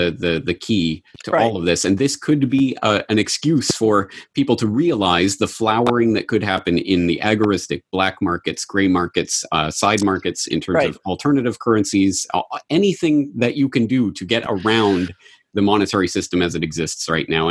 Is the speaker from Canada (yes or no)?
yes; Canada; now in Japan; I am not American. I am a Canadian in Japan